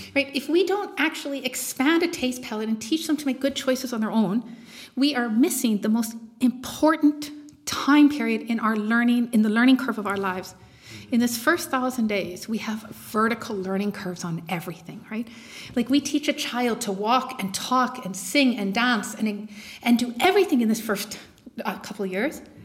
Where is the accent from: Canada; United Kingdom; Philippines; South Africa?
Canada; moved away as an adult; now in Germany; I am Canadian, moved to Germany um, a few years ago